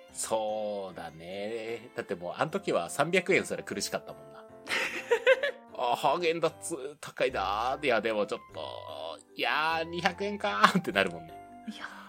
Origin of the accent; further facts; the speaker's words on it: Fukuoka, Japan; moved away as an adult; also born or lived in Tokyo; 出身がね、福岡なんで